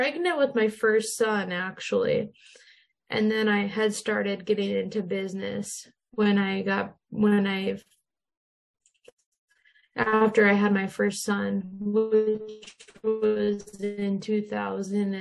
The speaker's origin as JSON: {"language": "English", "town": "Minot", "region": "North Dakota", "country": "United States", "tie": "born or raised there", "said": "Yeah, so I grew up in Minot, North Dakota, so I'm in the States. I've lived here my whole life."}